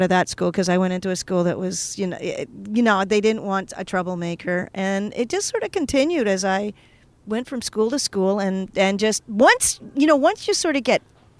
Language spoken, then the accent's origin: English; Toronto, Ontario, Canada; also born or lived in Paris; Toronto. That's why I feel so for you know comfortable here because I have history here.